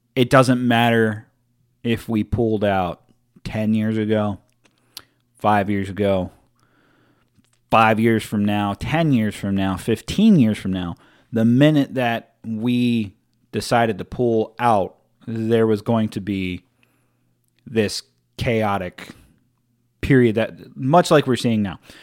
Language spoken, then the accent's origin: English; United States; as an American